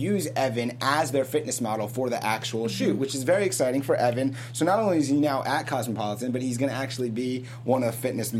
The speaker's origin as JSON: {"language": "English", "region": "South Florida", "country": "United States", "said": "I'm from South Florida."}